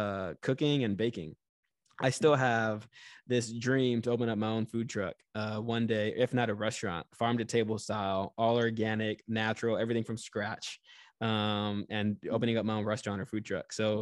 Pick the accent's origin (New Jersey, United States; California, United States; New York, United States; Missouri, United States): California, United States; born there; also born or lived in Japan; So I'm a military brat. I was born in California, lived in Japan for 3.5 years.